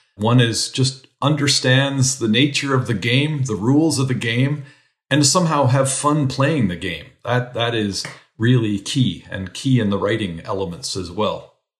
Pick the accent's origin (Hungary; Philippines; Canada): Canada; moved away as an adult; also born or lived in New Zealand / United States; as a Canadian